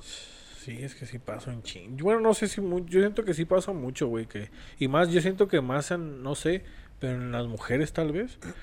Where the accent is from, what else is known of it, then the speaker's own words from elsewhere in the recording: Mexico; como latinoamericanos, como mexicanos